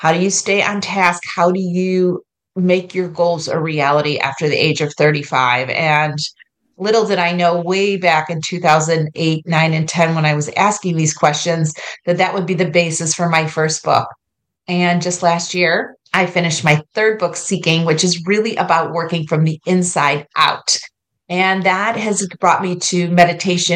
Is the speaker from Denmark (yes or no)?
no; New York, United States; moved away as an adult; now in Ohio, United States; I grew up in New York